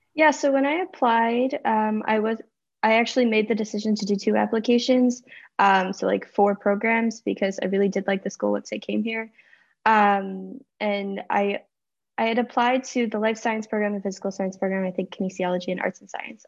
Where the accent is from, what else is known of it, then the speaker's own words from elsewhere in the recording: just outside of Winnipeg, Manitoba, Canada; moved away as an adult; now in Montreal, Canada; I'm from just outside of Winnipeg, Manitoba